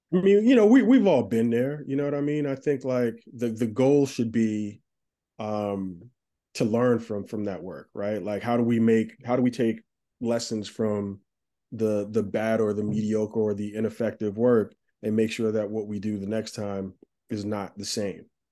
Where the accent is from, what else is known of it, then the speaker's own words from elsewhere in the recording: Plainfield, New Jersey, United States; now in Brooklyn, United States; I grew up in Plainfield, New Jersey